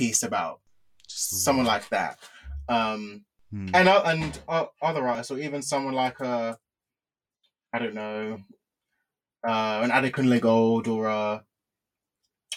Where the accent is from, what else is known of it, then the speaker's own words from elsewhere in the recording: United Kingdom; as the British Nigerian on the show